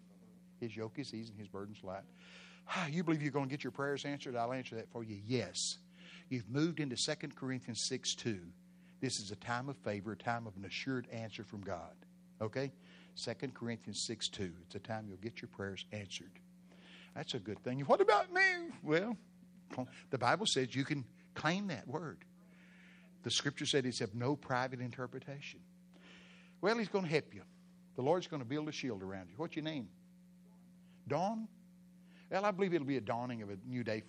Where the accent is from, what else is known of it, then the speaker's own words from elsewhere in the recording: Texas, United States; I'm from Texas